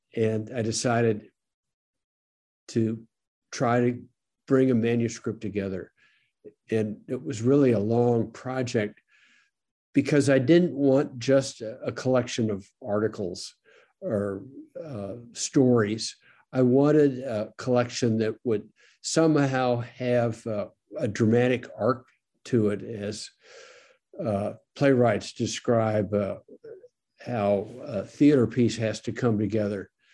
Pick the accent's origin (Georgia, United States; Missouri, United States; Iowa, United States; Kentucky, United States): Missouri, United States; St. Louis; I grew up in St. Louis